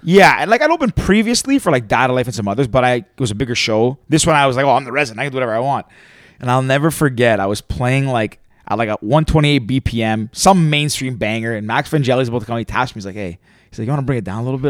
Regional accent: Toronto, Ontario, Canada; I was born and raised in Toronto. Like, I'm from the big city

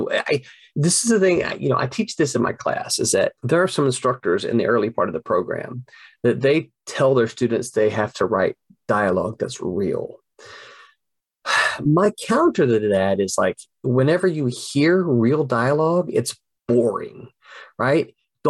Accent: the South, United States; And the other thing is, I'm a Southerner. I have to make sure all of my characters don't say y'all.

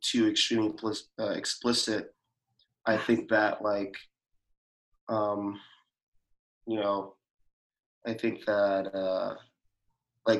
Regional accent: United States; Growing up in America as a Black person.

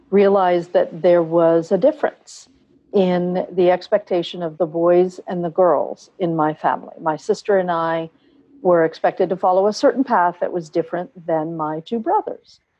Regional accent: Bangalore, Karnataka, India; born there; So I'm full Indian. Uh, I was born in Bangalore, India, and my parents are Indian.

